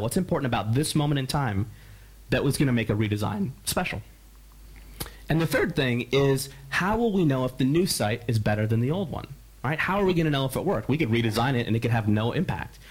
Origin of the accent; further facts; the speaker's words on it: Philadelphia, Pennsylvania, United States; I'm from Philadelphia